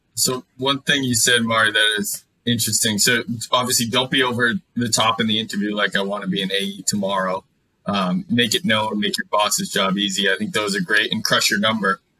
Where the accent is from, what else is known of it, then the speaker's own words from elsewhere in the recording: Mansfield, Massachusetts, United States; I grew up in Mansfield, Massachusetts, went to Mansfield High